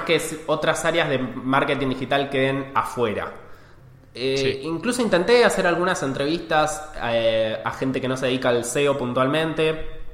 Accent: Argentina; accent: Argentine; soy un CEO argentino, como lo delata mi acento.

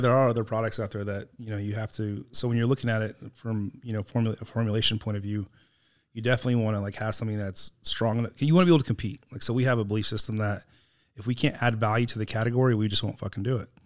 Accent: Texas, United States; also born or lived in California; we moved to Texas when I was nine from California

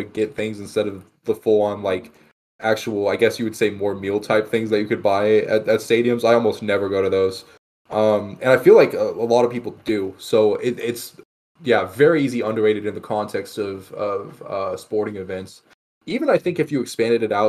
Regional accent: Texas, United States; I'm from Texas

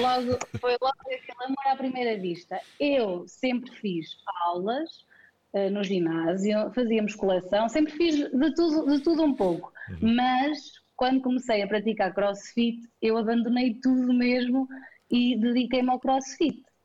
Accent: Penalva de Castelo, Centro, Portugal; moved away as an adult; now in Viseu, Portugal; bocadinho mais ou menos longe daqui de Viseu, uh, Penalva de Castelo, mas vim estudar para Viseu e cá fiquei a trabalhar

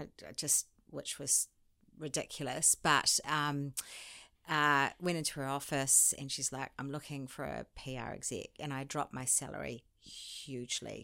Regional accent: New Zealand; moved away as an adult; also born or lived in France / London / Sydney; I'm a Kiwi.

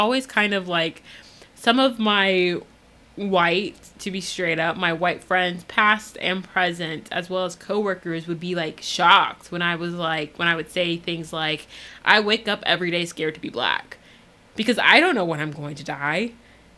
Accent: United States; being an American

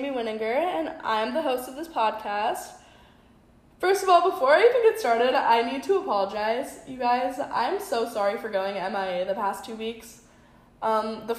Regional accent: South Dakota, United States; moved away; growing up in South Dakota

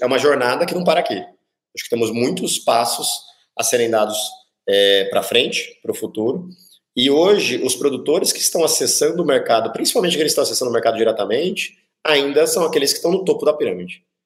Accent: Brazil; como brasileiros

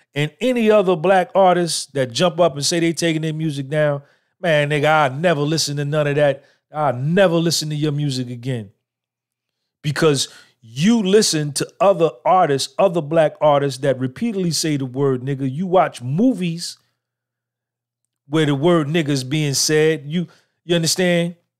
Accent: Clifton, New Jersey, United States; born or raised there

